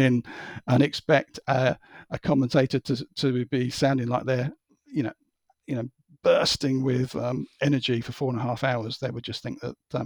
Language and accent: English; United Kingdom; as a Brit